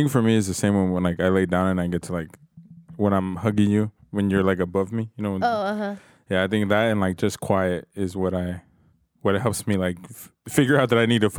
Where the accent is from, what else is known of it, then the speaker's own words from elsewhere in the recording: Phoenix, Arizona, United States; I grew up in Phoenix, dog.